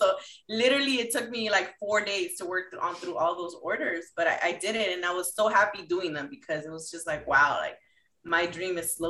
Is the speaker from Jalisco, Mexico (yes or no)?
no; Mexico City, Mexico; I'm from Mexico City. My family's from Mexico City.